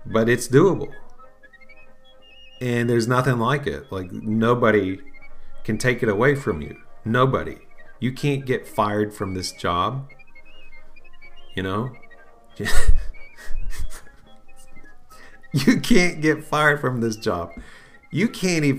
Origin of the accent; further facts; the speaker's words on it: United States; also born or lived in Bible Belt, Southeastern United States; as an American